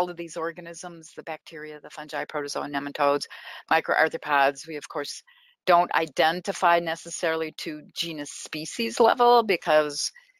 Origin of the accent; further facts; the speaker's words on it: Minnesota, United States; moved away as an adult; I grew up in Minnesota